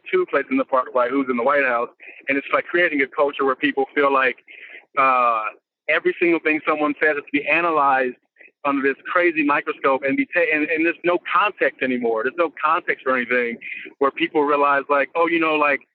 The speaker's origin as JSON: {"language": "English", "town": "Compton", "region": "California", "country": "United States"}